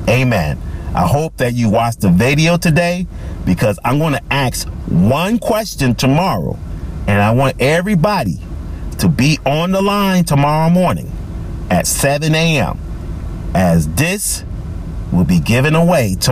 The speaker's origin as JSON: {"language": "English", "town": "Charleston", "country": "United States", "tie": "born or raised there", "moved": "yes", "said": "all the way from Charleston, my hometown"}